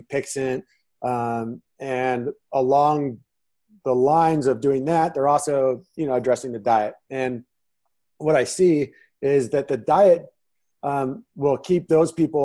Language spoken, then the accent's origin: English; San Diego, California, United States; moved away as an adult; also born or lived in Manhattan, New York City / Nebraska; now in Phoenix, United States; I'm originally from San Diego. I spent 35 years living there